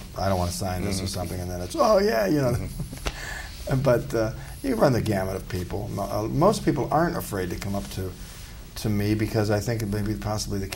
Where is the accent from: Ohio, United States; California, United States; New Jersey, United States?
Ohio, United States; I'm from Ohio, you know, steel town